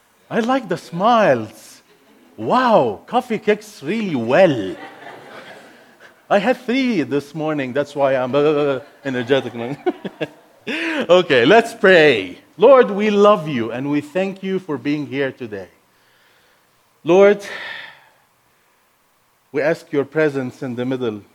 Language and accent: English; Egypt; first language Arabic; English is a second language; now in United States; Arabic is my first language. I'm not American. I'm not raised up in the Western world. I'm Egyptian, born and raised in Egypt